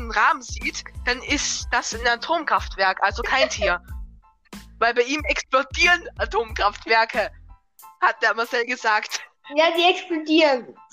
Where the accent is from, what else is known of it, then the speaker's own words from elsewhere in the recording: Lower Austria, Austria; accent: Lower Austrian; Vielleicht ein bisschen niederösterreichisch.